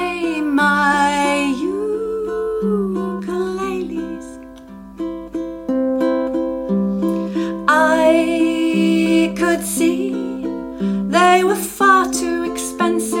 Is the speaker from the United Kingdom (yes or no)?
yes; England, United Kingdom; accent: English; now in Australia; my English accent